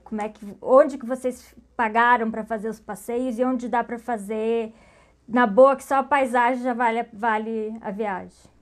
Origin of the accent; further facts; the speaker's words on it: Pelotas, Rio Grande do Sul, Brazil; Eu sou de Pelotas